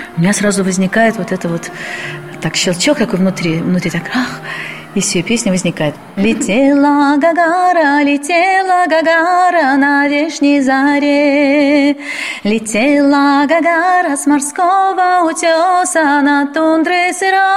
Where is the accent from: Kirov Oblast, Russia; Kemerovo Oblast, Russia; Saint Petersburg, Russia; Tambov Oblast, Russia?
Saint Petersburg, Russia; Я коренной житель Петербурга. Родилась когда-то, это был Ленинград